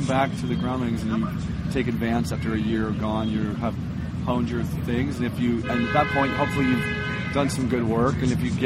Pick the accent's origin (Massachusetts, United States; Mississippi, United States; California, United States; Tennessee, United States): California, United States; also born or lived in New York; now in Los Angeles, United States; I'm from California, I was in New York